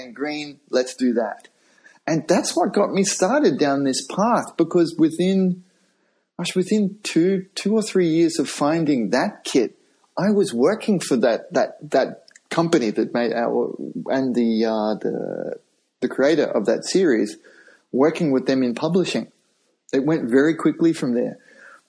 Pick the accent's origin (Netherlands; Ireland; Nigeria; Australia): Australia; moved away as an adult; also born or lived in Japan; I'm Australian